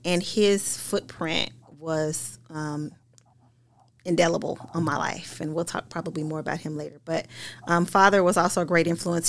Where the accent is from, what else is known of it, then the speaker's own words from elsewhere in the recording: Paducah, Kentucky, United States; I grew up in Paducah, Kentucky, a small town in Western Kentucky